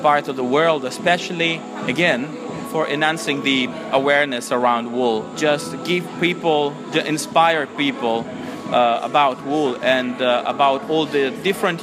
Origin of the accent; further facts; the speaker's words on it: Biella, Piedmont, Italy; from the area I am from. I'm from Biella